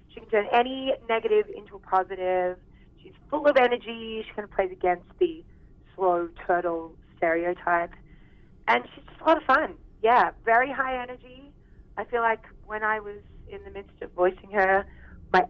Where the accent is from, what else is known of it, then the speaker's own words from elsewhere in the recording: Australia; accent: Aussie; now in Vancouver, Canada; I was Australian